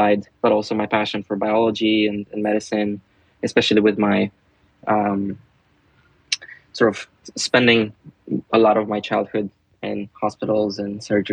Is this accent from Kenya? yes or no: no; Romania; I'm from Romania